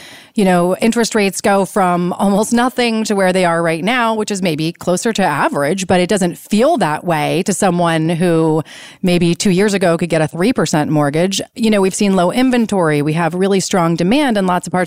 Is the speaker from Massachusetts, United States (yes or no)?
no; Washington, District of Columbia, United States; I grew up on Capitol Hill